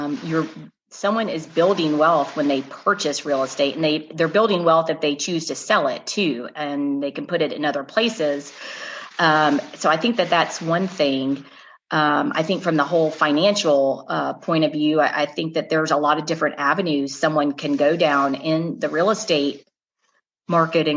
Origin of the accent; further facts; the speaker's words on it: Atlanta, Georgia, United States; my hometown is here in Atlanta, Russ. I grew up here